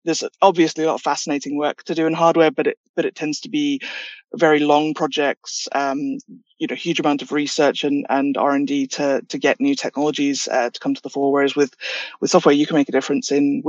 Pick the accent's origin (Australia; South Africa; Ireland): South Africa; moved away; I'm South African originally, which makes me fluent in many languages. We have 11 national languages back home